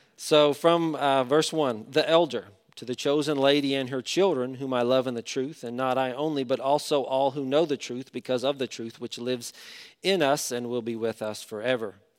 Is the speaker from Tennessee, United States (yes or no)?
yes; Knoxville, Tennessee, United States; moved away as an adult; also born or lived in Fort Worth, Texas; now in Charlotte, United States; Knoxville, Tennessee. I don't wanna go back to my hometown